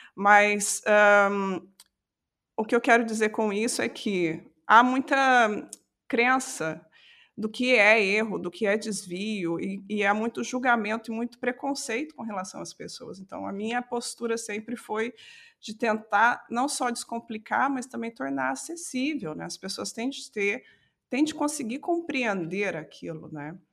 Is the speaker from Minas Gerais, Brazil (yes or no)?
yes; south of Minas Gerais, Brazil; accent: caipira; moved away as an adult; now in Portugal; sou mineira, sou do sul de Minas